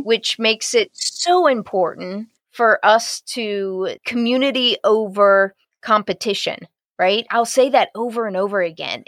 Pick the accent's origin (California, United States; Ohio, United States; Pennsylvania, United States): Ohio, United States; Columbus; My hometown is Columbus, Ohio